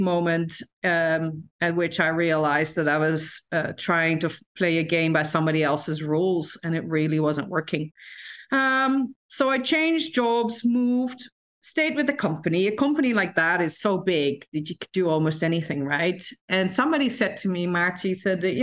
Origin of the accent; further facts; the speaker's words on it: Netherlands; moved away as an adult; I grew up in the Netherlands, and I grew up in one of the few towns in the Netherlands that has a boarding school